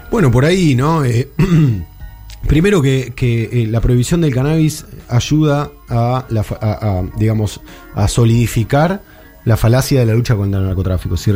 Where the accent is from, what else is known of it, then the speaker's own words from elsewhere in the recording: Argentina; now in Uruguay; lo voy a decir siendo que soy argentino, que vivo acá